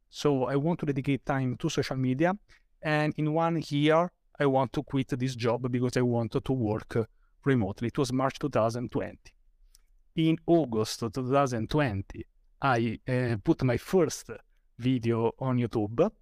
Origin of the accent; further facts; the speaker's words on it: Rome, Lazio, Italy; I'm from Rome, Italy